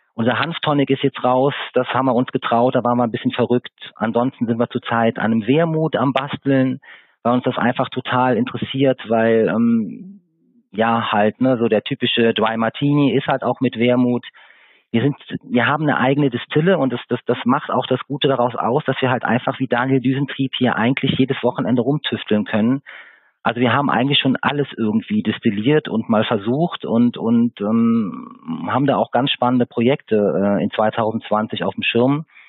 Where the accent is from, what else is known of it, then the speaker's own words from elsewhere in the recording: Siegburg, North Rhine-Westphalia, Germany; now in Eifel, Germany; Ich stamme ursprünglich aus Siegburg, das ist in Nordrhein-Westfalen. Bin vor 25 Jahren mit meinen Eltern in die schöne Eifel gezogen.